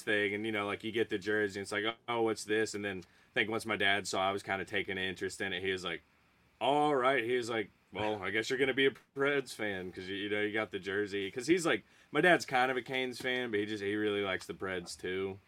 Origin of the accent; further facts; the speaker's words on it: Archdale, North Carolina, United States; also born or lived in Nashville, Tennessee; born and raised in like Archdale